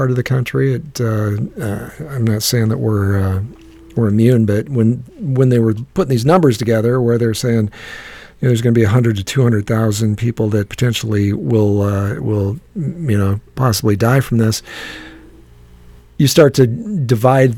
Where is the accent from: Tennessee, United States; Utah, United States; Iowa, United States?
Iowa, United States; we're from Iowa